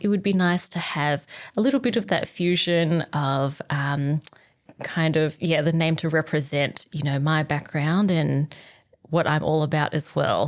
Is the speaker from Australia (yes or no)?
yes; Australia; I was born in Australia. But with my Vietnamese heritage